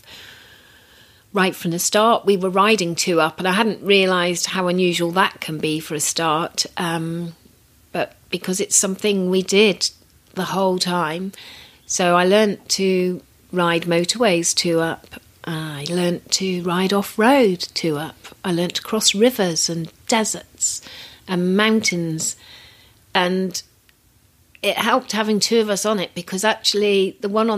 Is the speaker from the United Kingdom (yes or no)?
yes; United Kingdom; I'm very British